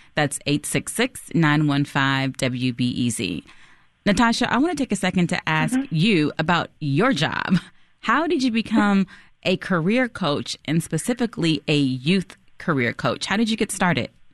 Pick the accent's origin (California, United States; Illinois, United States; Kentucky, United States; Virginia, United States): Illinois, United States; Chicago; I'm from Chicago, and my first, one of my first jobs in high school was at a bridal shop on West 95th Street